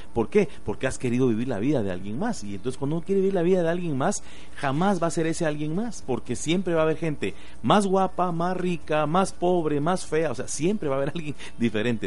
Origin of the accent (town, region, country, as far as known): Guatemala